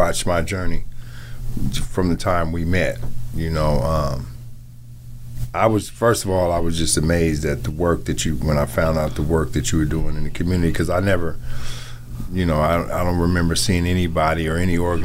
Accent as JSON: {"language": "English", "town": "Seattle", "region": "Washington", "country": "United States", "tie": "born or raised there", "also_born_or_lived": "Wichita, Kansas", "said": "I grew up here in Seattle."}